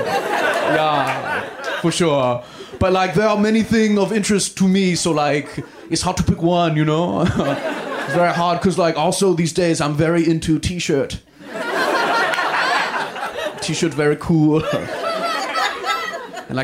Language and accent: English; Pittsburgh, Pennsylvania, United States; I'm from Pittsburgh, which has a very trashy accent.